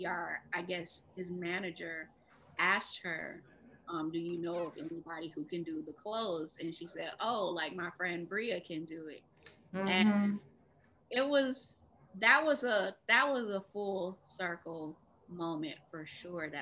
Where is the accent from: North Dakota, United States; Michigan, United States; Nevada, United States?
Michigan, United States; Detroit; also born or lived in New York; now in Los Angeles, United States